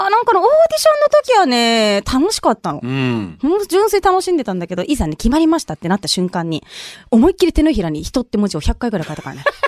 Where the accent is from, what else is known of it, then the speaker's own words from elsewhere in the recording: Okinawa City, Okinawa, Japan; 沖縄市出身です